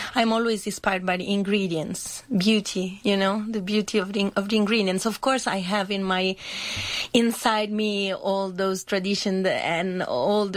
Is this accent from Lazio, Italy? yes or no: no; Trieste, Friuli-Venezia Giulia, Italy; I come from Trieste